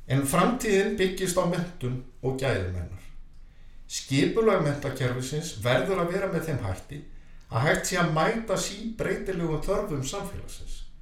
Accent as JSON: {"language": "Icelandic", "country": "Iceland", "said": "við Íslendingar"}